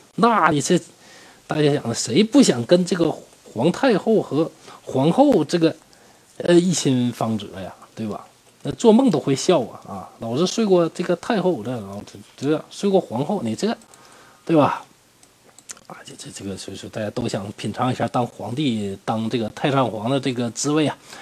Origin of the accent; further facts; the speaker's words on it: Northeast China, China; 我是东北人嘛